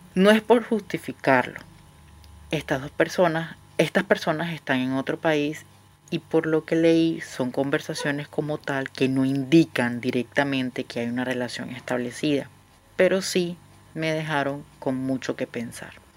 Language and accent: Spanish; Venezuela; moved away as an adult; now in Buenos Aires, Argentina; Soy una venezolana viviendo en Buenos Aires hace apenas tres meses